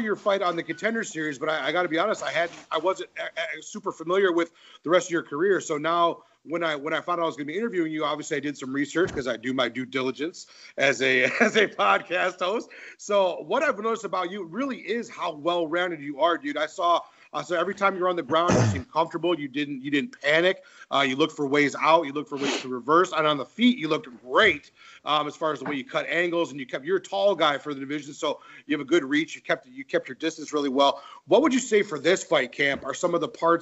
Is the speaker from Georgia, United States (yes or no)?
no; Michigan, United States; I'm from Michigan